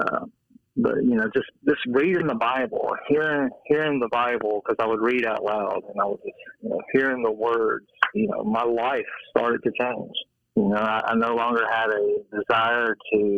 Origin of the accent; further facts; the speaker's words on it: Nashville, Tennessee, United States; I grew up in Nashville, Tennessee